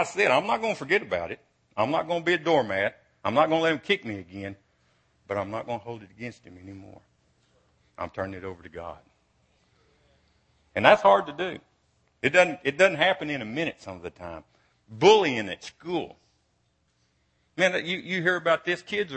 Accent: Brownwood, Texas, United States; also born or lived in Cisco, Texas; when I was 7 and 8, we moved to Brownwood from Cisco.

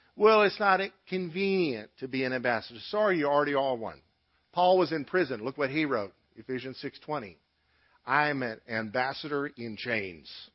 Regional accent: United States; U.S. citizens

